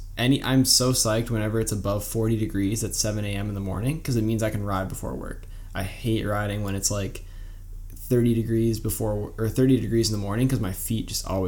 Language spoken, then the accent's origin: English; Wisconsin, United States; And we're from Wisconsin, so we might be a little bit biased and we might pick some of our favorite, like, Wisconsin races